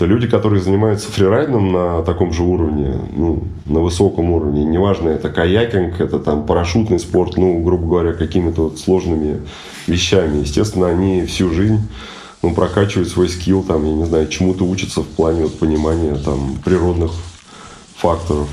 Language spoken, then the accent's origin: Russian; Russia; moved away as an adult; also born or lived in Moscow; now in Terskol, Russia; это были овраги в детстве на, на Горной, где я родился и вырос